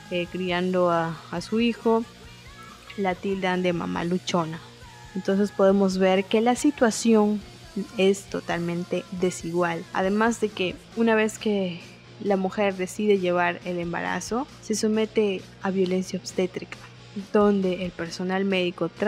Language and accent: Spanish; Peru; soy estudiante, soy activista en derechos sexuales y reproductivos, soy peruana, tengo 23 añitos